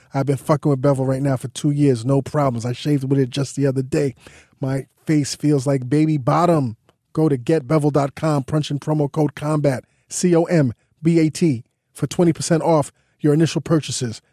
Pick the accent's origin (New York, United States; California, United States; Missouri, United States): New York, United States; New York City; I grew up in Crown Heights